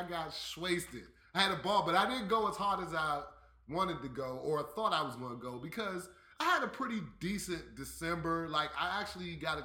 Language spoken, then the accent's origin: English; East Coast, United States; I'm from the East Coast